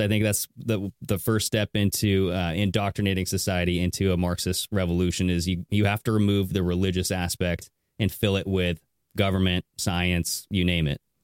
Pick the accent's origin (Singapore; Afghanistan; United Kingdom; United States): United States; Southern Washington; I am from Southern Washington as well